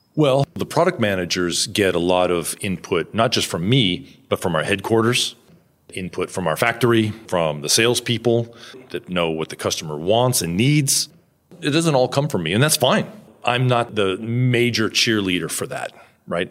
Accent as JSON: {"language": "English", "country": "United States", "moved": "yes", "lives_now": "Japan", "said": "I'm this American guy"}